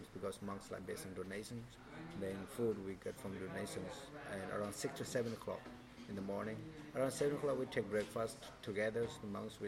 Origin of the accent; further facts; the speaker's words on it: Nepal; now in Thailand; I'm from Nepal